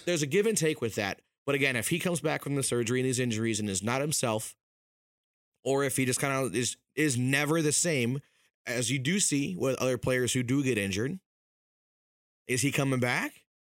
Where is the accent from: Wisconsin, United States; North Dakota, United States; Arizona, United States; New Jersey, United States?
Wisconsin, United States; now in Minnesota, United States; I was born in Wisconsin, I came here in twenty eleven